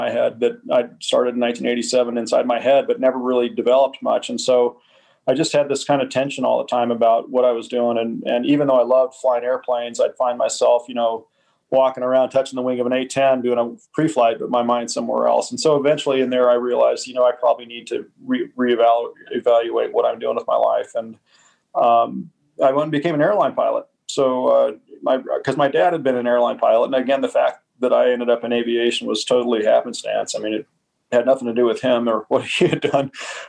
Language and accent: English; United States; The truth is I'm an American patriot and always loved, you know, the idea of our military.